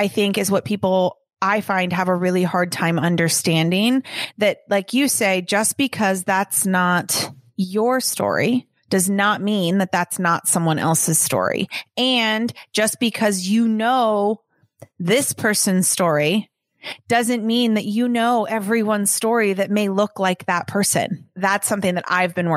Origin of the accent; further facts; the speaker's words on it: Los Angeles, California, United States; growing up in Los Angeles